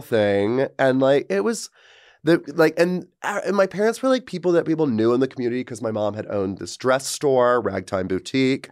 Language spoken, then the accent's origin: English; Georgia, United States; moved away as an adult; my hometown is where Marjorie Taylor Greene lives